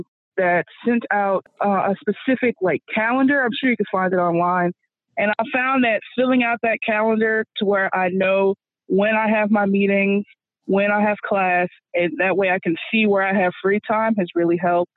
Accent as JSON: {"language": "English", "town": "Houston", "region": "Texas", "country": "United States", "said": "I'm from Houston, so you know, H-Town"}